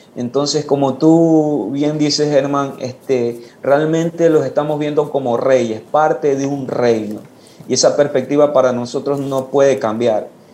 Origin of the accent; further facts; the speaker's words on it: Ecuador; now in Guayaquil, Ecuador; regresé a mi pueblo donde nací, que es una parroquia